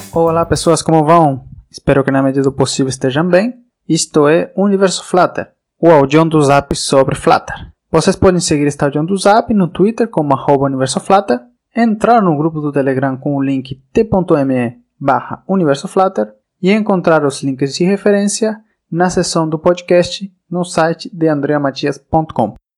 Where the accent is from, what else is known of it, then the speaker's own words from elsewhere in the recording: Uruguay; also born or lived in Florianópolis, Santa Catarina, Brazil; now in Spain; eu sou uruguaio de nascença, mas eu morei no Brasil por mais de sete anos, na cidade de Florianópolis, em Santa Catarina